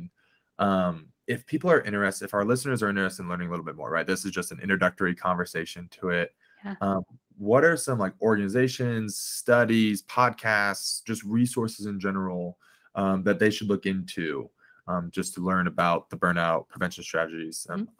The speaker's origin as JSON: {"language": "English", "region": "Midwest", "country": "United States", "said": "people talk about the Midwest smile. I'm from the Midwest."}